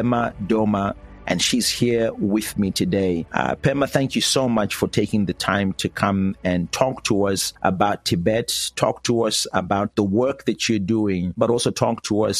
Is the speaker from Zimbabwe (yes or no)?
yes; Zimbabwe; I'm from Zimbabwe